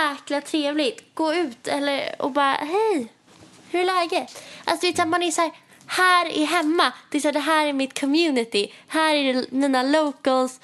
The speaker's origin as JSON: {"language": "Swedish", "town": "Stockholm", "region": "Stockholm County", "country": "Sweden", "moved": "as an adult", "lives_now": "Paris, France", "said": "att vara hemma i Stockholm"}